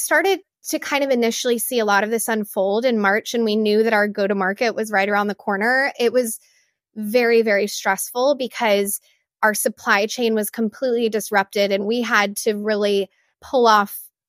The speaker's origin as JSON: {"language": "English", "region": "Texas", "country": "United States", "tie": "born or raised there", "said": "I grew up in Far West Texas, and my family has a multi-generational ranch out there."}